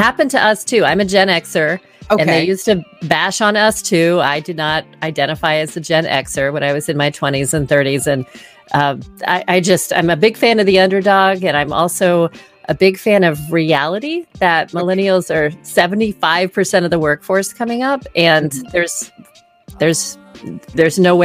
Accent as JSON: {"language": "English", "region": "the South", "country": "United States", "tie": "born or raised there", "also_born_or_lived": "East Coast / West Coast", "moved": "as an adult", "said": "I grew up in the South"}